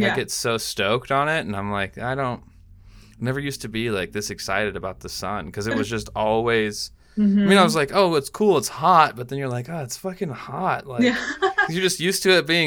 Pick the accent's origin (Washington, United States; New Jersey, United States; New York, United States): Washington, United States; Tacoma; moved away as an adult; now in California, United States; I'm from Washington, like, from kind of, like, Tacoma area